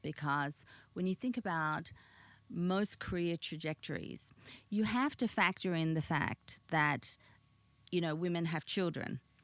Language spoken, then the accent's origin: English; Sydney, New South Wales, Australia; English is a second language; also born or lived in Korea / Busan / Victoria; as a little girl growing up on the North Shore of Australia, you know, in Sydney, in Australia